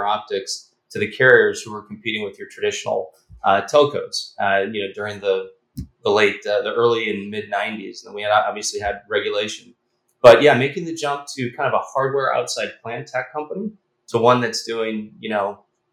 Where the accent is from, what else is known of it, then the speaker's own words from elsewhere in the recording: Chicago, Illinois, United States; We grew up in Chicago